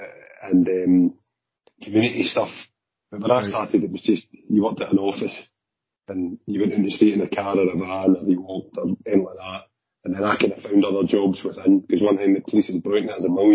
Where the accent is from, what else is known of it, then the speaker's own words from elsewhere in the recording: Glasgow, Scotland, United Kingdom; also born or lived in Clydebank; I was born and brought up in Drumchill. Right, and then my parents moved to Clydebank